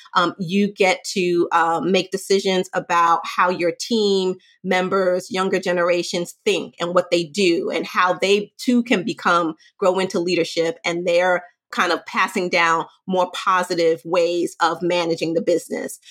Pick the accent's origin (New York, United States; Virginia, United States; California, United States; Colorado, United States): New York, United States; New York City; I'm from Brooklyn. I grew up in the hood.